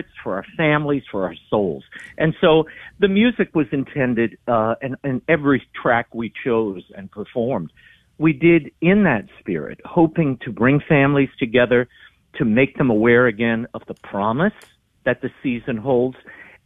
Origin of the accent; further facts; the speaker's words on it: New Orleans, Louisiana, United States; being in New Orleans, I was surrounded by music